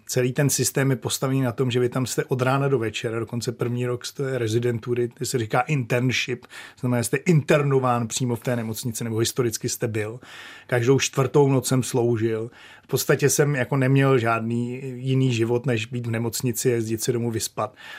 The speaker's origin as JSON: {"language": "Czech", "country": "Czechia", "also_born_or_lived": "Maine, United States", "moved": "as an adult", "said": "jsme jako Češi"}